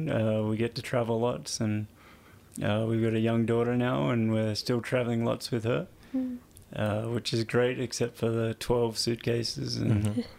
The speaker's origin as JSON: {"language": "English", "country": "Australia", "also_born_or_lived": "London", "moved": "as an adult", "lives_now": "Canada", "said": "we're so remote in Australia."}